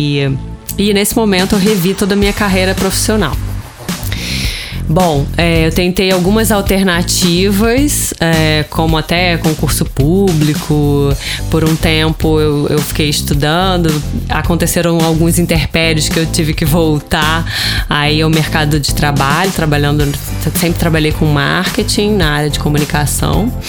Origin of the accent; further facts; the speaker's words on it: Rio de Janeiro, Brazil; accent: carioca; Vocês já devem ter percebido pelo meu sotaque que eu sou carioca.